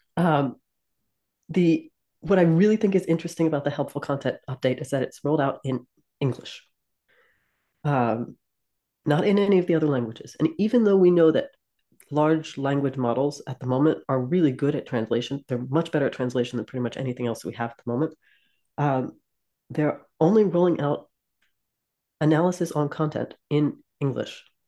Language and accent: English; New Jersey, United States; moved away; I'm from South Jersey